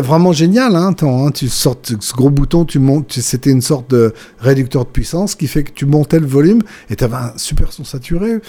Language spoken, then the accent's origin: French; Villeurbanne, Auvergne-Rhône-Alpes, France; chez moi, à Villeurbanne